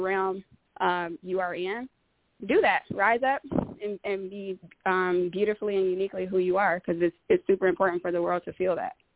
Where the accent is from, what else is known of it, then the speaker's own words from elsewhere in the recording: Detroit, Michigan, United States; now in Bellevue, PA, United States; I, I'm originally from Detroit.